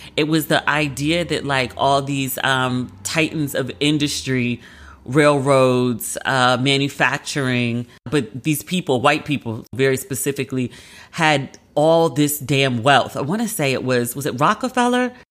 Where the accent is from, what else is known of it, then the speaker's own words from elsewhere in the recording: United States; as a Black American